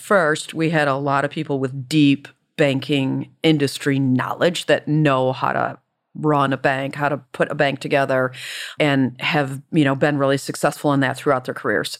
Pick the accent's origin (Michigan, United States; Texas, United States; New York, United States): Michigan, United States; Detroit; I grew up in Detroit